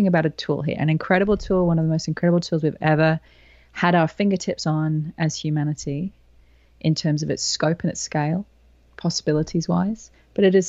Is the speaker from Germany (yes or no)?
no; England, United Kingdom; moved away as an adult; now in Sydney, Australia; I was born in England. So I spent the first 20 years of my life in England